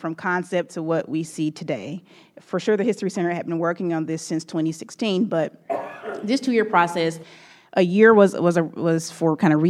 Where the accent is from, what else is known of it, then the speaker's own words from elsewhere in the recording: Mississippi, United States; I am a Southerner. I am a proud Mississippian.